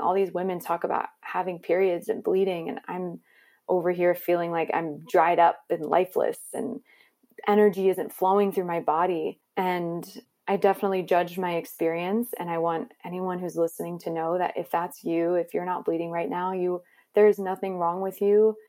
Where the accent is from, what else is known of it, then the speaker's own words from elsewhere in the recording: Maryland, United States; I grew up in Maryland in a pretty conservative environment